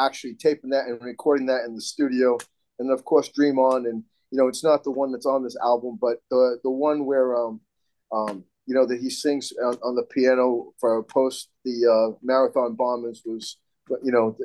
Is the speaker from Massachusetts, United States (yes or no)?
yes; Massachusetts, United States; Massachusetts people got to stick together